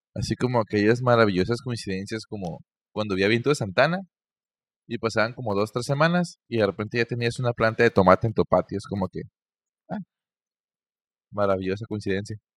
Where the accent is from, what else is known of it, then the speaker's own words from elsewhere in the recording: Mexico; yo como mexicano promedio